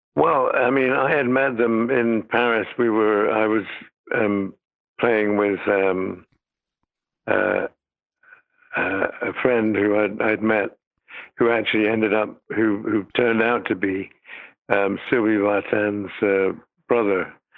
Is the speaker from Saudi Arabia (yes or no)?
no; United Kingdom; moved away; I'm British